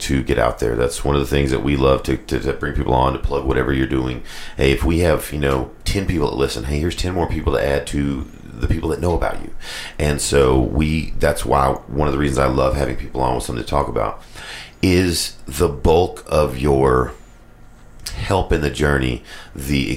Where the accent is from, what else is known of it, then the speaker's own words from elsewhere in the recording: Morristown, Tennessee, United States; also born or lived in Knoxville, Tennessee; I'm a Morristown guy